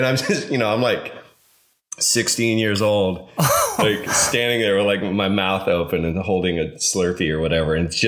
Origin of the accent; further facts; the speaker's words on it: Evergreen, Colorado, United States; moved away; when I tell people I'm from Evergreen, Colorado